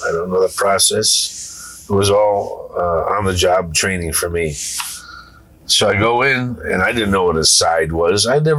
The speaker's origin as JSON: {"language": "English", "region": "New England", "country": "United States", "said": "Look, I come from New England."}